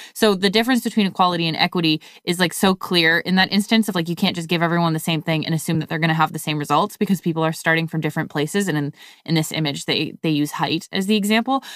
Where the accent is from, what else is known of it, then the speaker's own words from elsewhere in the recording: Canada; growing up in Canada